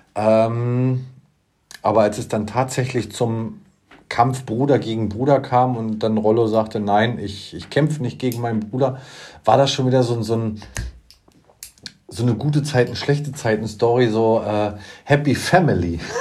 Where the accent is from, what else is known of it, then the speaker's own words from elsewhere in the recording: Usedom, Mecklenburg-Vorpommern, Germany; Ich bin auf Usedom groß geworden